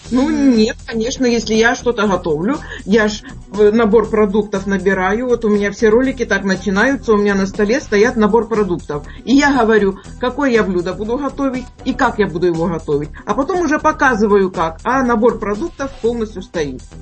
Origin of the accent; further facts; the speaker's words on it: Ordzhonikidze, Dnipropetrovsk Oblast, Ukraine; Я сама с Украины. Здесь у нас с города очень много смотрят.